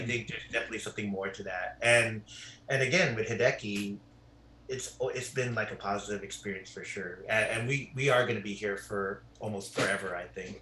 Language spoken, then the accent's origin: English; Carson, California, United States; moved away as an adult; now in Palos Verdes, United States; I grew up in Carson, which is right by Compton